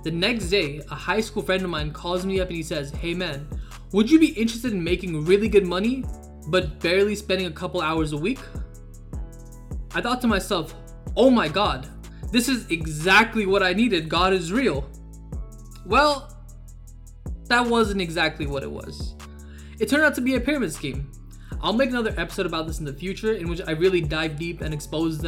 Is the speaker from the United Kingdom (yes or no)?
no; Southern California, United States; I'm from SoCal.